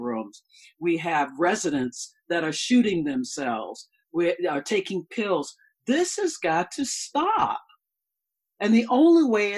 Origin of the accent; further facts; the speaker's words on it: the South, United States; I'm from the South